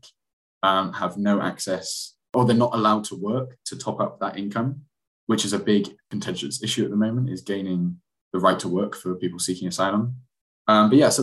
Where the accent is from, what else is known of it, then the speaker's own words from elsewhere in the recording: Bristol, South West England, United Kingdom; also born or lived in Manchester; came back to my hometown Bristol and started working here